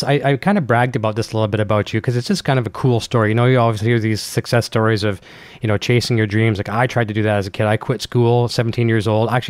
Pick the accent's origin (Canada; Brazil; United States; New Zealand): Canada; So you come from a small town, and I like to say small town Canada, just like me.